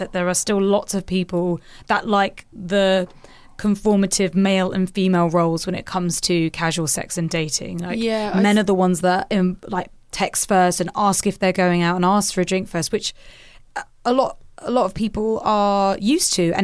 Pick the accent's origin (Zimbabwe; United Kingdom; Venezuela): United Kingdom; I'm British.